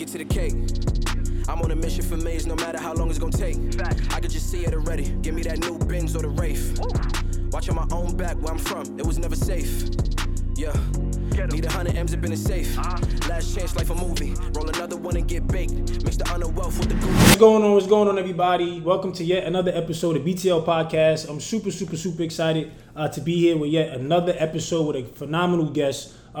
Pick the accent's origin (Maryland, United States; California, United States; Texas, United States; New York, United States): New York, United States; because we both come from New York, man. You know, we came from New York.